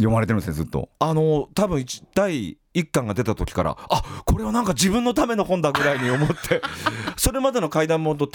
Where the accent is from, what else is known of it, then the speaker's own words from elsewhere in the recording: Hirosaki, Aomori, Japan; now in Tokyo, Japan; 僕、青森県弘前市というところの出身で